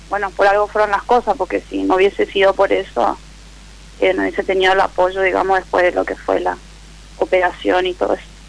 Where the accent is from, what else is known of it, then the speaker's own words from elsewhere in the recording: Resistencia, Chaco, Argentina; de Resistencia Chaco soy.